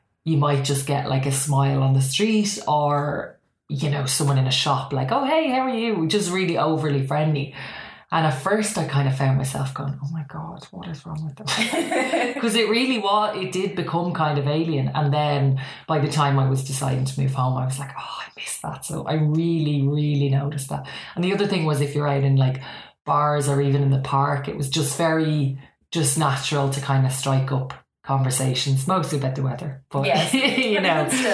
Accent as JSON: {"language": "English", "area": "County Meath", "region": "Leinster", "country": "Ireland", "tie": "born or raised there", "said": "I grew up in a place called County Meath"}